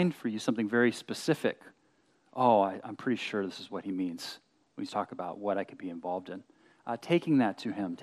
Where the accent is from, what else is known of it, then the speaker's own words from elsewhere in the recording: Berkeley, Bay Area, Southern California, United States; We moved from SoCal up to the Bay Area to Berkeley when I was in sixth grade